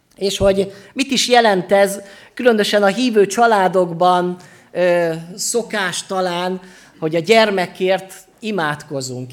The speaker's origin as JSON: {"language": "Hungarian", "town": "Sopron", "region": "Győr-Moson-Sopron", "country": "Hungary", "said": "Soproni vagyok, úgyhogy jó bortermelő vidék"}